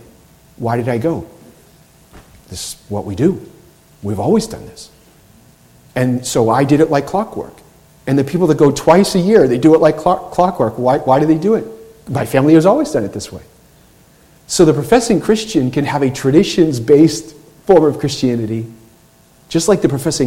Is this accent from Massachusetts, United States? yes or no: yes; Boston, Massachusetts, United States; I grew up in Boston